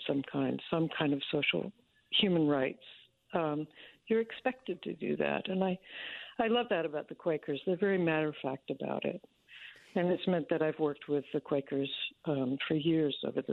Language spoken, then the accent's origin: English; Washington, District of Columbia, United States; I grew up mostly in Washington, D.C.